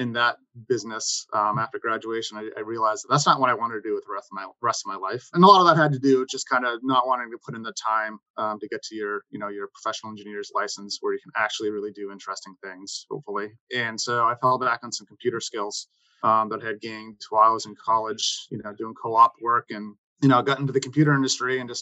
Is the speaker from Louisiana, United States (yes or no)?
no; New Hampshire, United States; moved away as an adult; also born or lived in Boston area, Massachusetts; now in Boston, United States; I grew up in New Hampshire and I went to University of New Hampshire for undergrad